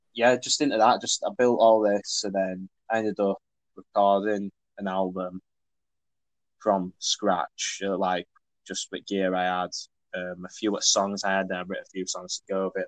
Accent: Leeds, Yorkshire and the Humber, United Kingdom; I'm a musician from Leeds

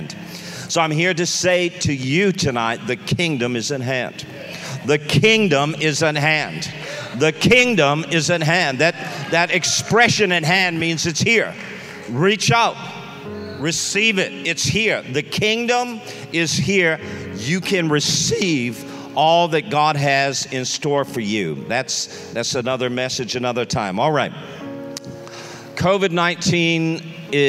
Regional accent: Canada; now in Dallas, United States; we live in Texas, in Dallas, Texas, but we are Canadians.

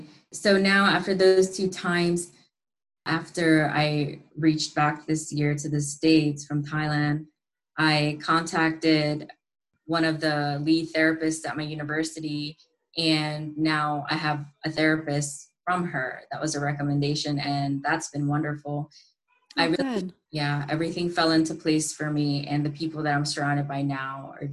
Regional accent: India; born there; because I was born in India originally.

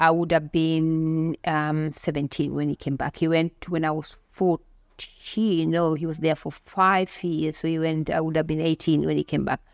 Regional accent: Bondo, Siaya County, Kenya; moved away as an adult; now in Australia; Originally, I'm from Kenya. I'm from a place, I was born in a place called Bondo in Siaya County.

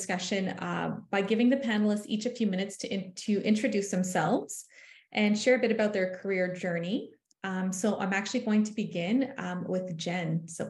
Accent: Kitigan Zibi, Quebec, Canada; I am Algonquin from Kitigan-Zibi, Quebec.

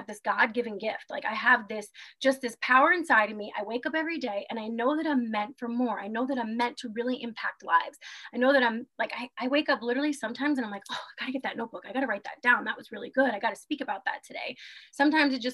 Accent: New York, United States; moved away as an adult; also born or lived in Germany / Guam; born and raised in New York, I have lived all over the world. I lived in Germany and Guam

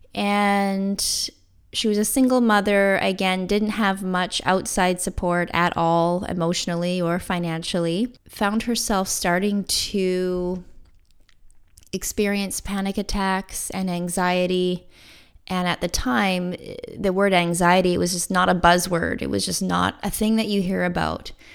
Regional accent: Canada; I bought a small condo in my hometown

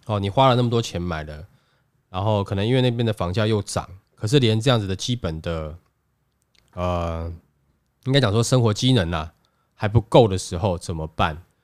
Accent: Taiwan; 我们台湾人

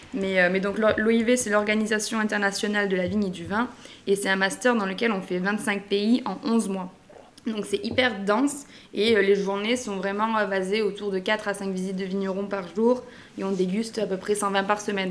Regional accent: Narbonne, Occitania, France; je suis originaire de Narbonne dans le Languedoc

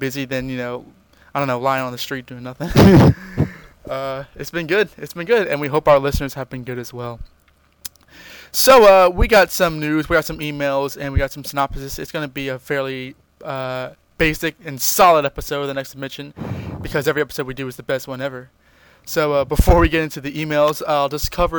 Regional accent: United States; I'm American

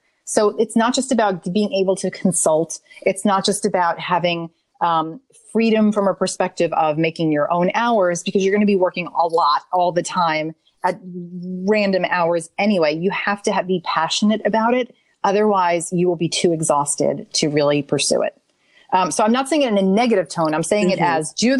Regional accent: New York City, New York, United States; now in Nashville, United States; I am from New York City

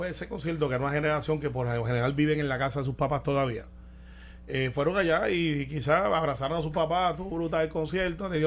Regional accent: Jayuya, Puerto Rico; also born or lived in Utuado (birthplace); now in Santurce, Puerto Rico; Me crié en Jayuya desde

